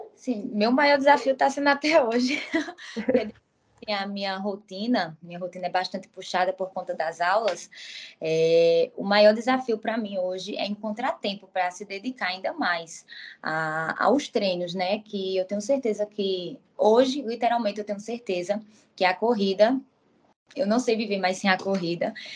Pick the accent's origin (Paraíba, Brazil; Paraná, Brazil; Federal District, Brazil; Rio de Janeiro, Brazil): Paraíba, Brazil; João Pessoa; also born or lived in Campina Grande; Sou de João Pessoa, nasci em Campina Grande